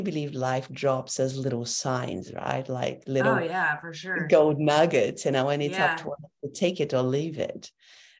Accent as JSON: {"language": "English", "country": "Brazil", "also_born_or_lived": "Europe", "moved": "yes", "lives_now": "Brisbane, Australia", "said": "I come from Brazil"}